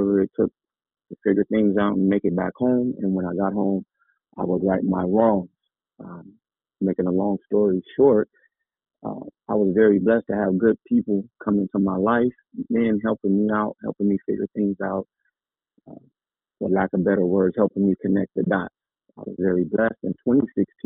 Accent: San Bernardino, California, United States; I'm from San Bernardino. I grew up on the west side of town

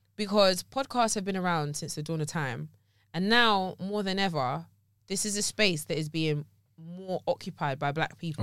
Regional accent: Surrey, South East England, United Kingdom; also born or lived in Teddington; I'm from Surrey

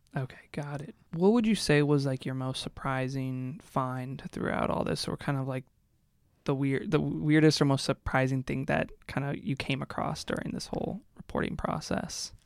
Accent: Seattle, Washington, United States; moved away; I'm from Seattle, too

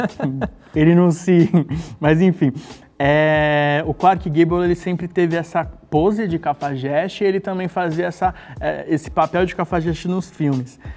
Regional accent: Santos, São Paulo, Brazil; moved away; sou de Santos, vim de Santos, amo aquela cidade. Como eu nasci lá

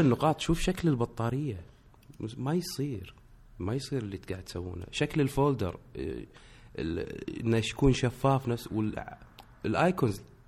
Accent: Kuwait; انا من الكويت

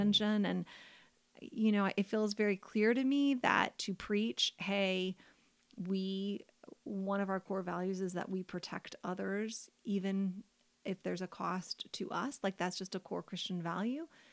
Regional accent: United States; I'm an American woman

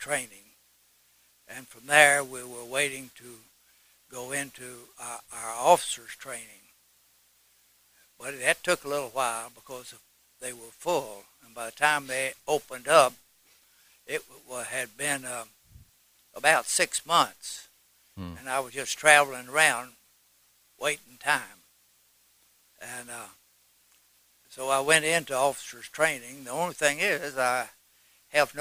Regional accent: Knoxville, Tennessee, United States; I'm from East Tennessee here. I was born in Knoxville and lived within 50 miles of here all my life

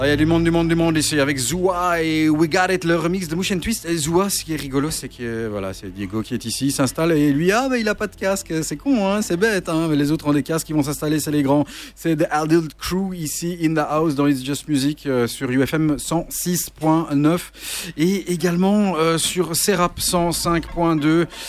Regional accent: Charleroi, Wallonia, Belgium; je suis Carolo

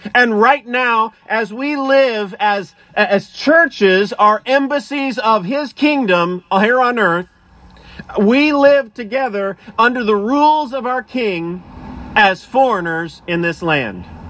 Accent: United States; as American citizens

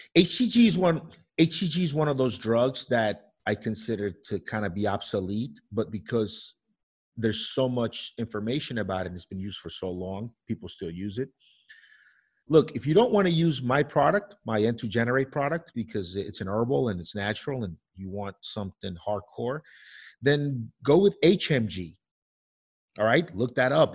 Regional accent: New York, United States; I grew up in New York

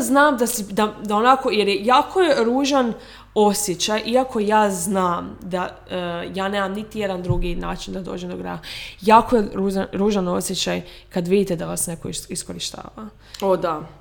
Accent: Rijeka, Primorje-Gorski Kotar County, Croatia; moved away; živimo, iz Rijeke smo.

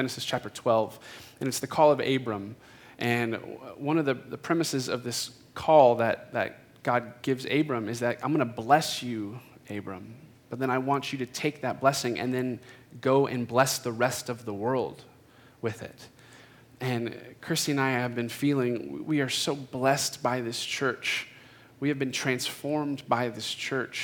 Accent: Phoenix, Arizona, United States; myself am a native Phoenician. So I grew up in Phoenix

